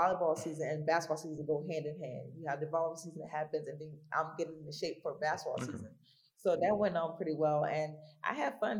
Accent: Newark, New Jersey, United States; moved away as an adult; also born or lived in Savannah, Georgia; I'm born and raised in Newark, New Jersey

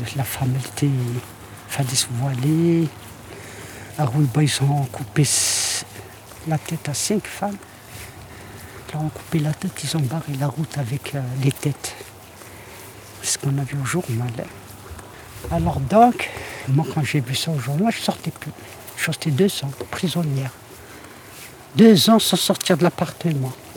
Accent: Tazmalt, Béjaïa Province, Algeria; now in France; je suis née à Tasmalt, voilà. Mm. À Tasmalt, la wilaya de, de Béjaïa, en Algérie

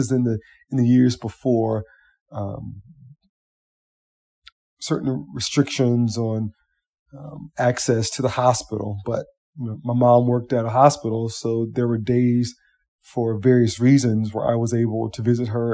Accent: Columbia, South Carolina, United States; I was born in Columbia, South Carolina

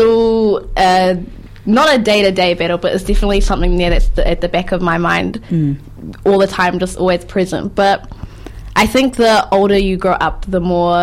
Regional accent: New Zealand; also born or lived in Palmerston North / Hamilton; I was born in Palmerston North, lived in Hamilton for a bit, and now from the Hutt

